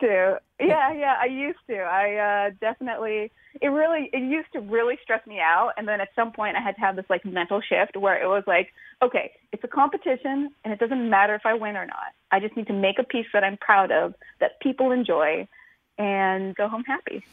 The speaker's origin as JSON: {"language": "English", "town": "Tacoma", "region": "Washington", "country": "United States", "said": "I'm from the from Tacoma, mm-hmm. Washington, and we don't have sandy beaches"}